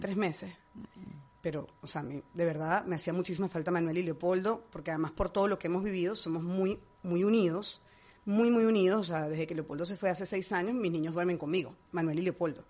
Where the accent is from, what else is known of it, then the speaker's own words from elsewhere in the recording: Venezuela; moved away as an adult; now in Madrid, Spain; Yo tengo 40 años viviendo en mi país y amo Venezuela